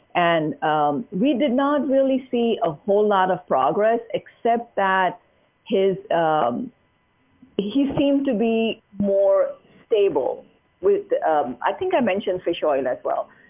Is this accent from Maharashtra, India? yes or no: yes; Mumbai, Maharashtra, India; moved away as an adult; now in United States; growing up in Mumbai